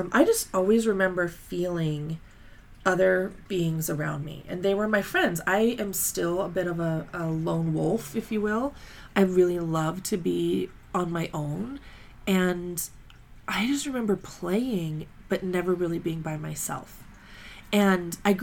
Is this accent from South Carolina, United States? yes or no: no; Colorado Springs, Colorado, United States; I grew up in Colorado Springs